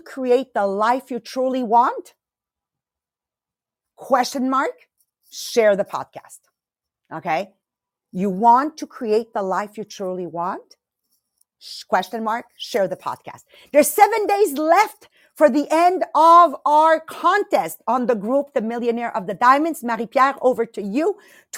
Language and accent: English; Italy; moved away; I went to my village where I was born in Italy in 2019